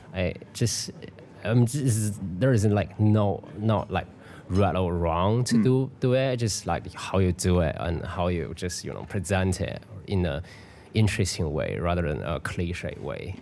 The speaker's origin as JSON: {"language": "English", "region": "Beijing", "country": "China", "tie": "born or raised there", "also_born_or_lived": "Europe", "moved": "yes", "said": "in Beijing. It's you know in my hometown"}